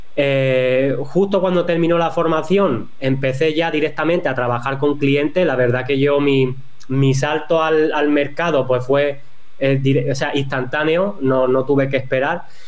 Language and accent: Spanish; Cádiz, Andalusia, Spain; also born or lived in northern Spain; Pues yo soy de, Cádiz, de, un pueblito que, está en la sierra, en la parte de la sierra de, de Cádiz, que está en la, parte del sur de, España.